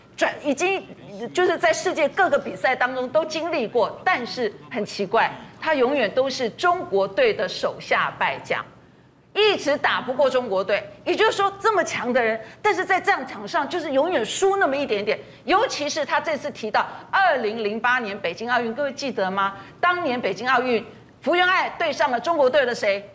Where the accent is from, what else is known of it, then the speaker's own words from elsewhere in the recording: Taiwan; 我们台湾人也只能祝福她了